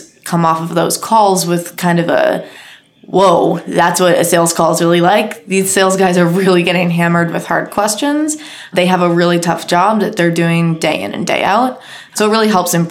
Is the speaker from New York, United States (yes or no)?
no; Boston, Massachusetts, United States; moved away as an adult; now in Sydney, Australia; I'm from Boston originally